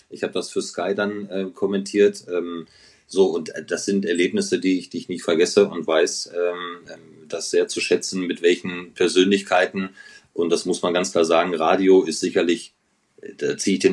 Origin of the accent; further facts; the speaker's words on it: North Rhine-Westphalia, Germany; ich bin ja groß geworden in Ostwestfalen